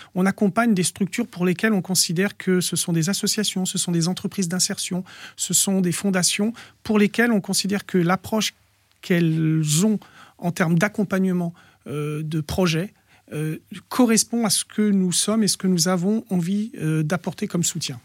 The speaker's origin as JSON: {"language": "French", "town": "Bondy", "region": "Île-de-France", "country": "France", "tie": "born or raised there", "also_born_or_lived": "Noisy-le-Sec / Villetaneuse", "said": "je suis né à Noisy-le-Sec, j'ai vécu toute mon enfance à Bondy"}